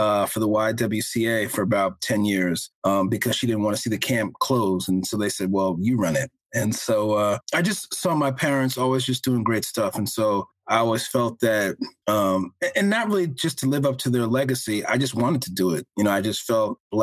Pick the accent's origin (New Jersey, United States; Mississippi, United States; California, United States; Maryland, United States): New Jersey, United States; I was the only one who was born in New Jersey